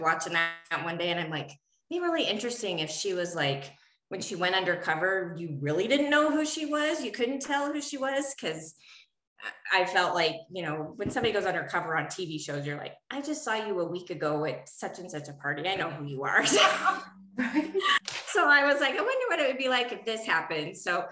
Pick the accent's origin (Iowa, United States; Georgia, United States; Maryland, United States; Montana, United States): Montana, United States; moved away; also born or lived in southwestern United States; I'm originally from Montana. I haven't lived in Montana for like almost 32 years now